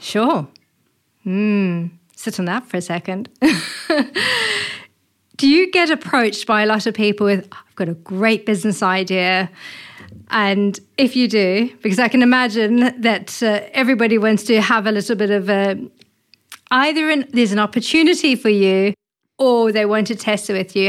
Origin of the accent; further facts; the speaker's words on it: South Africa; moved away; I'm originally from South Africa.